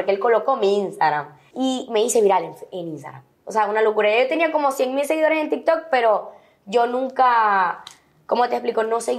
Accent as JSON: {"language": "Spanish", "country": "Venezuela", "said": "pero también me siento muy venezolana. O sea, todos mis amigos eran venezolanos"}